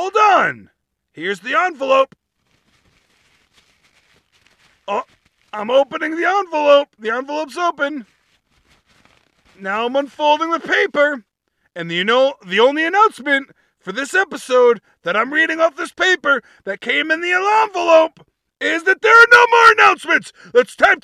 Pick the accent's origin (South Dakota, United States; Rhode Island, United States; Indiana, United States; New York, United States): Rhode Island, United States; my home state, Rhode Island.